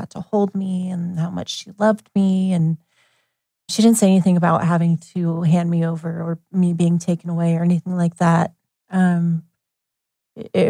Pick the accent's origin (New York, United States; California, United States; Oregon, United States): Oregon, United States; Eugene; I was born in Eugene.